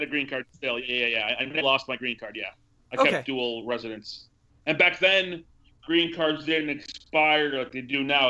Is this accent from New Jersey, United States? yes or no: no; Milwaukee, Wisconsin, United States; also born or lived in El Salvador; The first time I was just a newborn baby. I was born in January of 82 in El Salvador, and we moved to Milwaukee, Wisconsin just a few months after that.